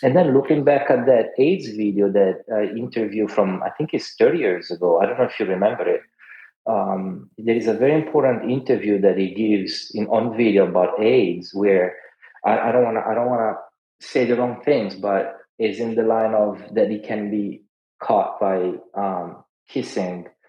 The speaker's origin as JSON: {"language": "English", "country": "Italy", "tie": "born or raised there", "moved": "yes", "said": "I grew up in Italy"}